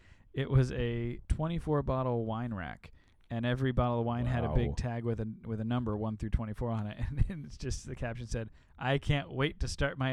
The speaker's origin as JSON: {"language": "English", "region": "Illinois", "country": "United States", "tie": "born or raised there", "said": "I grew up in Illinois in the Midwest."}